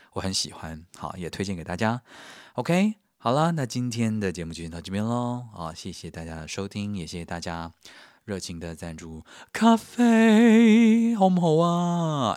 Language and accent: Chinese; Taiwan; 我是从台湾来的啊